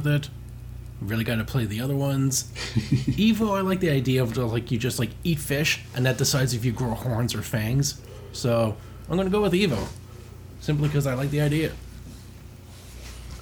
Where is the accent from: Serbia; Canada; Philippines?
Canada; being Canadian